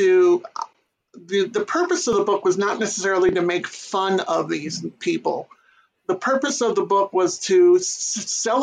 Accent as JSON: {"language": "English", "town": "New York City", "region": "New York", "country": "United States", "tie": "born or raised there", "said": "Born and raised in New York City, Queens specifically"}